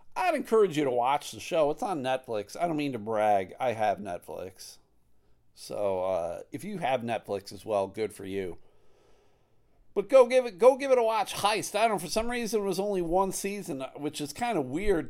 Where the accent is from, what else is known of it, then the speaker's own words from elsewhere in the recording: Clarence, New York, United States; moved away; also born or lived in Buffalo, New York / Massachusetts; I grew up right outside of Buffalo in Clarence, New York